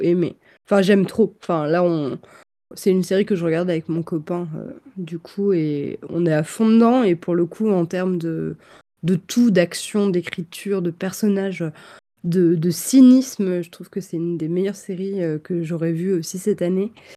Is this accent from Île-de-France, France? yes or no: yes; Versailles, Île-de-France, France; enfin je suis pas née à Versailles mais j'ai grandi là-bas